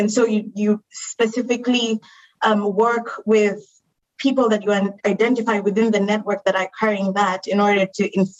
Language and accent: English; Kenya; like I was born and raised in Kenya, but moved around a little bit. And so over the years, like I picked up different accents, different ways of thinking.